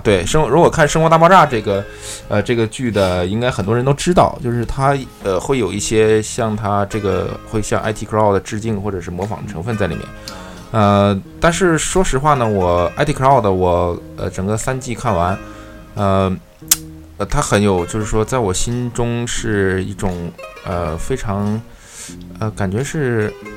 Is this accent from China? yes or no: yes; Northeast China, China; 其实我的家乡是在东北